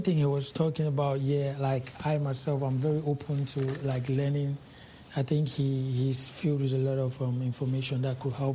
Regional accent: Cameroon; also born or lived in Nigeria; I'm a Cameroonian, I'm a Nigerian, I'm an African

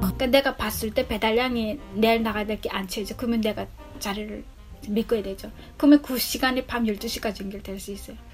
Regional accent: North Korea; also born or lived in South Korea; now in Chicago, United States

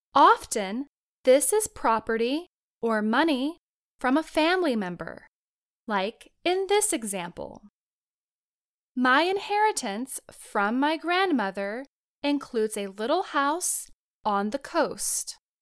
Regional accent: United States; I was born to Americans in the United States

